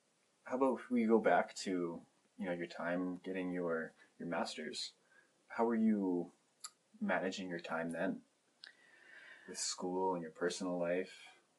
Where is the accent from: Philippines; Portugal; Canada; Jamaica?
Philippines; I'm Filipino, and I've been followed too for random reasons.